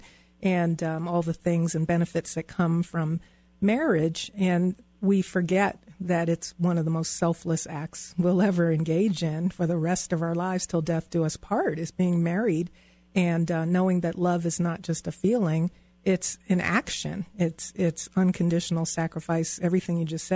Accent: East Coast, United States; moved away as an adult; also born or lived in Virginia; now in Denver, United States; All of my friends and family who I grew up on the East Coast, everyone I knew lived on the East Coast.

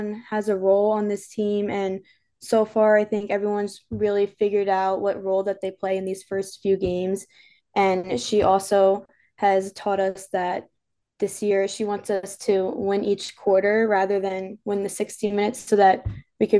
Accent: New York, United States; moved away; I'm from New York

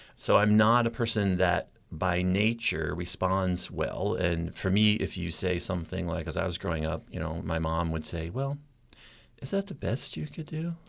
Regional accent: Maine, United States; moved away; I was so born and raised in Maine

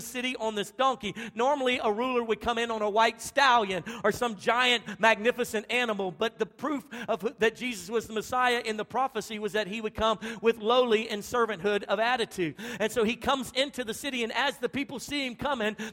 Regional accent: Louisiana, United States; now in Texas, United States; my wife and I, we were born and raised in Louisiana

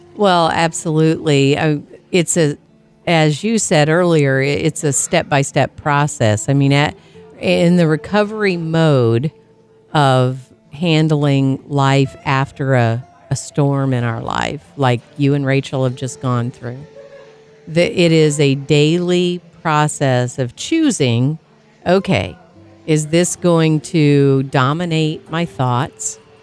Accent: Tornado Alley, United States; I grew up in Tornado Alley

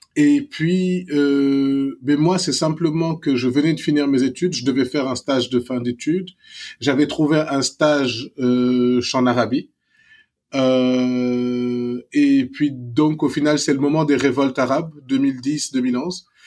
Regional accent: Dakar, Senegal; moved away as an adult; Je suis né à la clinique Pasteur. J'ai grandi immeuble Alpha à 500 mètres de la clinique Pasteur

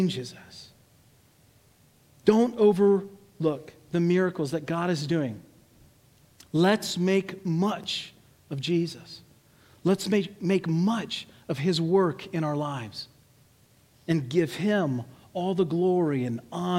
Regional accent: United States

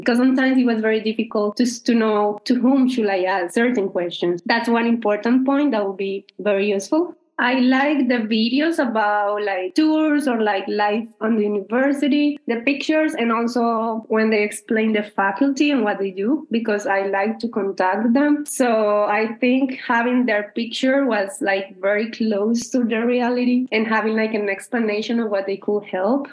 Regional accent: Colombia; now in United States; I am originally from Colombia.

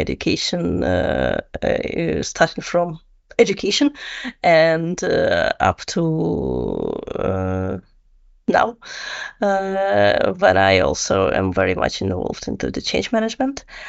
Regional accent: Russia; moved away as an adult; also born or lived in Netherlands; I'm originally from Russia.

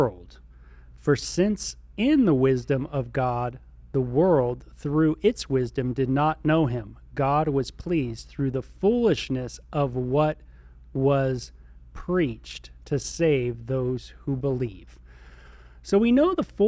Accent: Southern California, United States; I was from Southern California

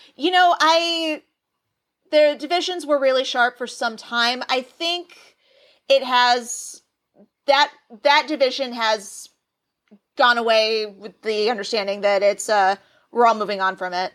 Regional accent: Nashville, Tennessee, United States; now in Los Angeles, United States; as a Southerner, I'm originally from Nashville, Tennessee.

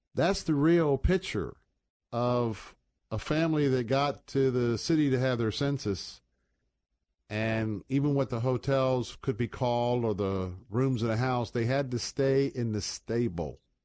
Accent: United States; we as American Christians

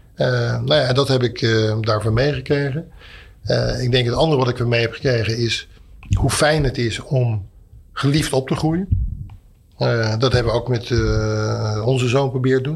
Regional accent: Etten-Leur, North Brabant, Netherlands; ben ik geboren in Etteleur

